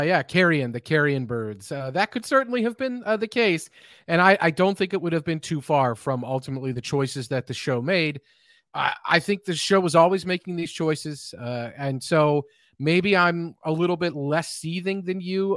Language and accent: English; Kentucky, United States; I grew up in Kentucky